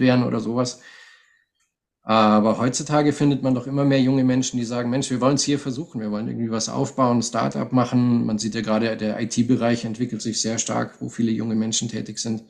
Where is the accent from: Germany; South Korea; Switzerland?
Germany; Munich, Bavaria; moved away as an adult; also born or lived in Russia / Bistrica, Bulgaria; now in Sofia, Bulgaria; meine Kindheit in München